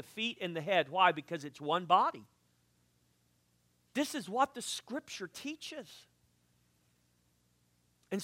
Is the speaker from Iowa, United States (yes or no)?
no; South Texas, United States; I'm from South Texas